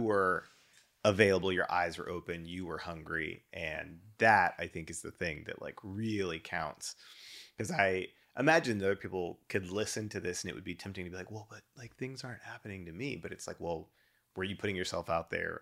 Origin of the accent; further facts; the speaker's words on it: Dallas, Texas, United States; moved away as an adult; also born or lived in Shreveport, Louisiana / Denver; now in Houston, United States; grew up in D F W. Um, so that was my childhood pretty much all the way through college.